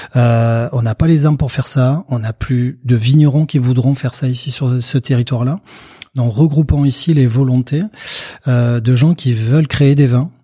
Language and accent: French; Pyrénées-Atlantiques, Nouvelle-Aquitaine, France; je suis né euh, euh, dans les Pyrénées-Atlantiques, au cœur de l'appellation Jurançon